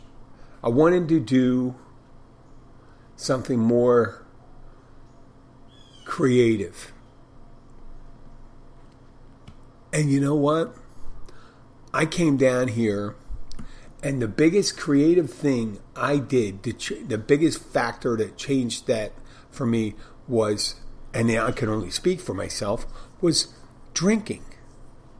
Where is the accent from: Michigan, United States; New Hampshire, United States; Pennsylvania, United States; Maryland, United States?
Pennsylvania, United States; Philadelphia; moved away as an adult; my hometown, Philadelphia